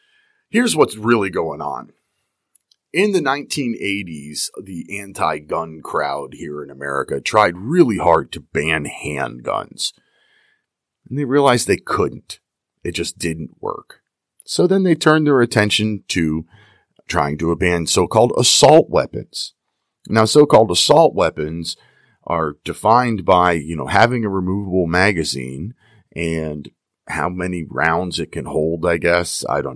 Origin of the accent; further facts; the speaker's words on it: Pennsylvania, United States; So I'm going to start with my home state of Pennsylvania.